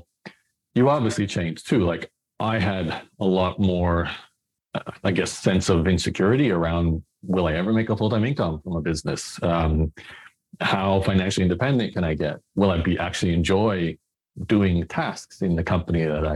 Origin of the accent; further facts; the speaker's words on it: Brisbane, Queensland, Australia; I was born in Australia, in Brisbane